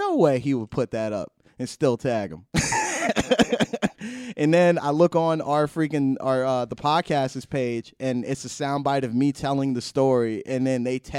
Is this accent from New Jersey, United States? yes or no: yes; New Jersey, United States; Yeah, we're all from Jersey.